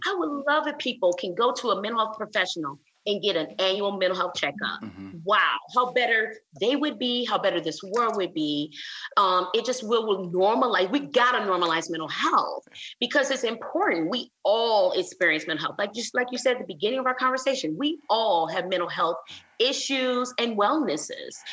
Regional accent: Flint, Michigan, United States; now in Houston, United States; I'm from Flint, Michigan

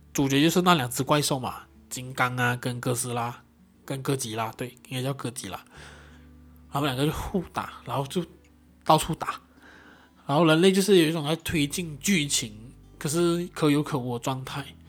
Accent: Johor Bahru, Johor, Malaysia; 以新山来讲的话，就是柔佛，马来西亚柔佛新山，我的家乡

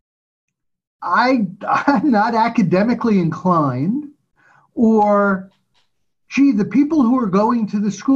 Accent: New York, United States; growing up in New York

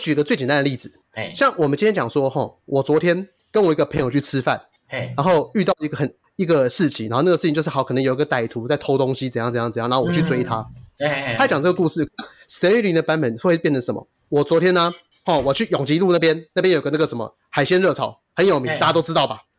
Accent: Shuishang, Chiayi County, Taiwan; 那个呃北回归线它经过就嘉义水上乡了。哦，那就我的故乡。

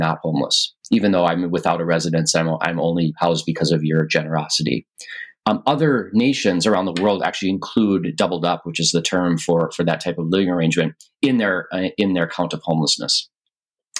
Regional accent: just outside the Twin Cities, Minnesota, United States; moved away; also born or lived in Michigan / New York / Chicago; I'm a Midwesterner. I was raised in Minnesota, just outside the Twin Cities

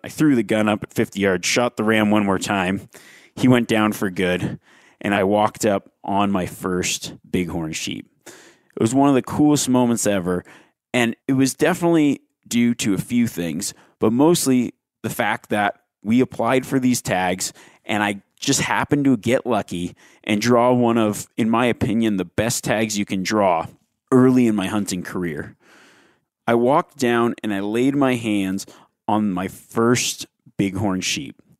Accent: Nevada, United States; the state of Nevada, my home state

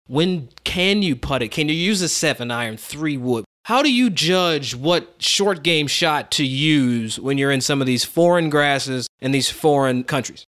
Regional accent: United States; as an American growing up here

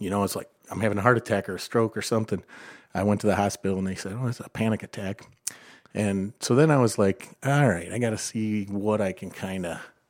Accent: Perrysburg, Ohio, United States; I grew up in Perrysburg.

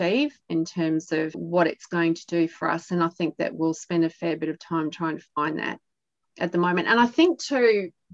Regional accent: East Coast, Australia; also born or lived in Adelaide, South Australia; We're from the East Coast and we did live down in South Australia during that global financial crisis

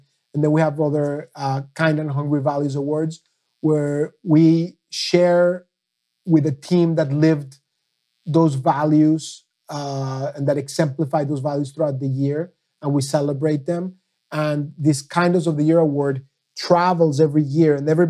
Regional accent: Mexico; now in United States; I came from Mexico as a son of a Holocaust survivor, passionate about the Middle East.

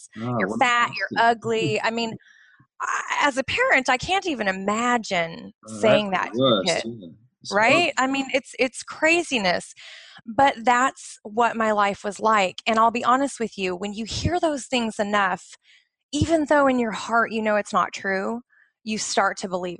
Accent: just outside of Portland, Oregon, United States; now in Bahrain; I grew up in the United States, just outside of Portland, Oregon, up in the Pacific Northwest

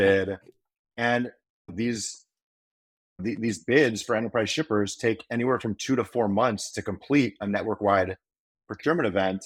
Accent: Chicago, Illinois, United States; moved away as an adult; also born or lived in Oxford, Ohio; now in Nashville, United States; I, I grew up in the Chicago suburbs

